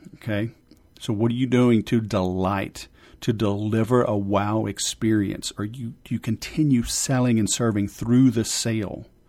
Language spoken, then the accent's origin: English; Louisiana, United States; I'm from Louisiana.